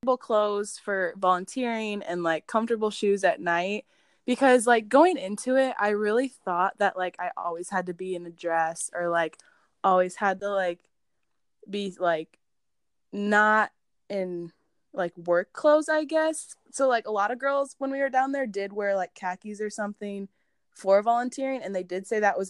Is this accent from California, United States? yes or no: no; Buena Vista County, Iowa, United States; I'm from Buena Vista County.